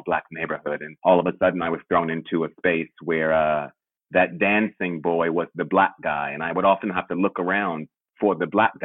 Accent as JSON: {"language": "English", "town": "Washington", "region": "District of Columbia", "country": "United States", "moved": "as an adult", "lives_now": "London, United Kingdom", "said": "I am from Washington, D.C. originally"}